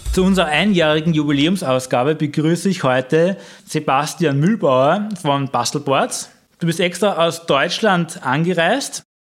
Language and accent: German; Vienna, Austria; als Wiener